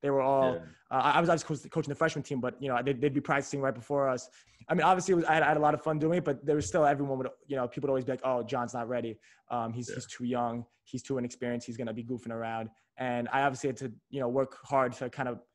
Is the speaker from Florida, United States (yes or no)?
no; New York City, New York, United States; I'm from New York City